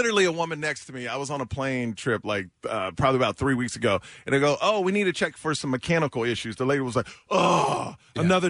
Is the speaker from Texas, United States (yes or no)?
yes; Houston, Texas, United States; I grew up in Houston, Texas